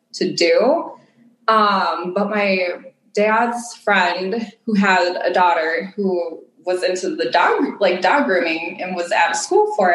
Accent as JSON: {"language": "English", "region": "Minnesota", "country": "United States", "said": "I'm from Minnesota in the United States of America"}